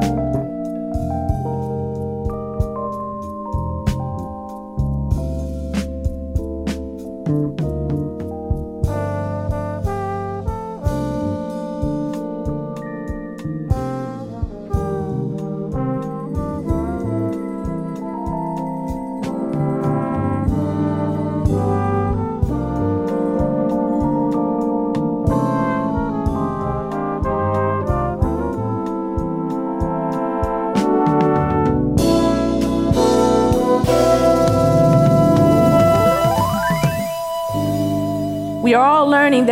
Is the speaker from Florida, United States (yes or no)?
no; Los Angeles, California, United States; I grew up in South Central Los Angeles